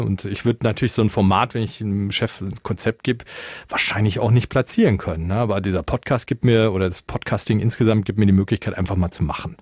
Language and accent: German; Münsterland, North Rhine-Westphalia, Germany; moved away as an adult; also born or lived in Berlin / Soest; Ich komme aus Münsterland